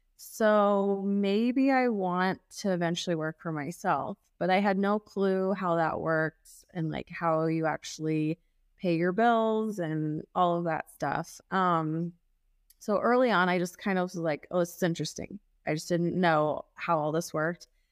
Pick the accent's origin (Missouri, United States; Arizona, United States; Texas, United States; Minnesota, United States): Missouri, United States; Kansas City; I grew up in Kansas City